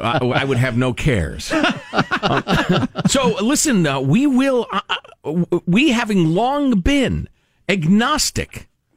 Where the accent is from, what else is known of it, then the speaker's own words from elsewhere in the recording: Midwest, United States; does he sound like guys I grew up listening to in the Midwest.